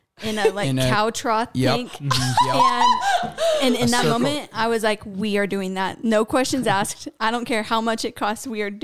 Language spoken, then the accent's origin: English; Kansas, United States; I'm from Kansas.